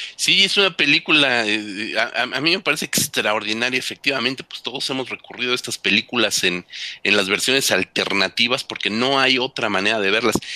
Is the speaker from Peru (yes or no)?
no; Mexico; nosotros como mexicanos